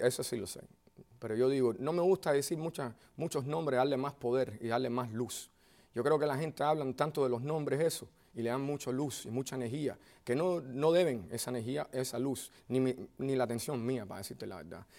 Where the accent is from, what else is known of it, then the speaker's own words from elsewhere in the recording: Miami, Florida, United States; yo vengo de Miami